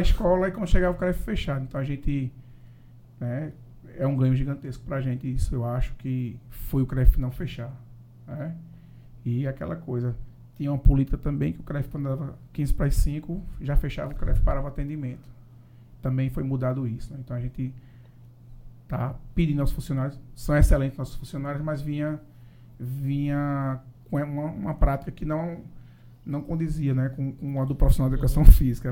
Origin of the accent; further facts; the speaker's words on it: Paraíba, Brazil; Sou lá da Paraíba